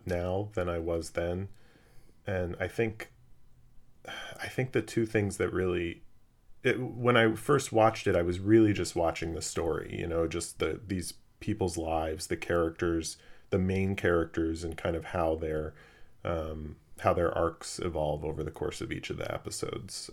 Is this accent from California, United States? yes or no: yes; Los Angeles, California, United States; growing up in Los Angeles